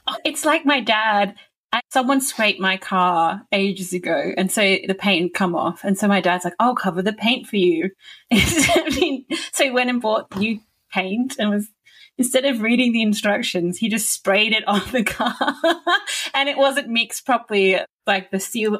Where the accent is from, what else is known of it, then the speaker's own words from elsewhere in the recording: Newcastle, New South Wales, Australia; moved away; I grew up in Newcastle